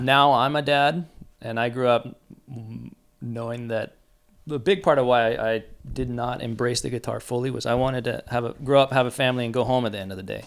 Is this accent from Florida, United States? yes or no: no; San Diego, California, United States; I grew up here in San Diego